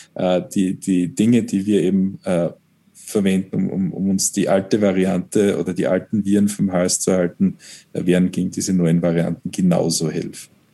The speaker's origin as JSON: {"language": "German", "region": "Styria", "country": "Austria", "said": "als Steirer"}